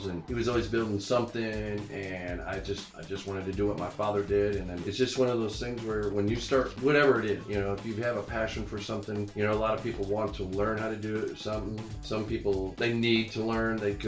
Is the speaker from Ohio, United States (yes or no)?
yes; Toledo, Ohio, United States; now in Fort Worth, United States; Up north where I'm from, I'm originally from Toledo, Ohio